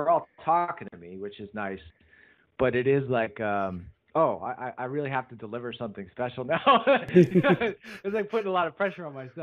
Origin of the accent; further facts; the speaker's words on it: United States; me being an American